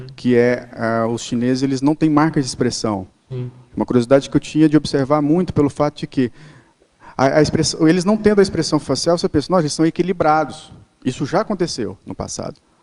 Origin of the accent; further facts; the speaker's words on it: Brazil; a gente não é europeu, nós somos brasileiros